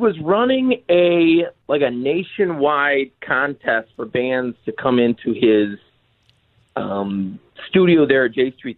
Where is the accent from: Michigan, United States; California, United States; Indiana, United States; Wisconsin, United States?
Michigan, United States; Saginaw; We're from Saginaw, which is 2 hours north of Detroit.